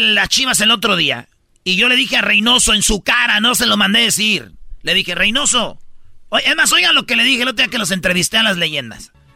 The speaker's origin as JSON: {"language": "Spanish", "country": "Mexico", "said": "Yo soy mexicano"}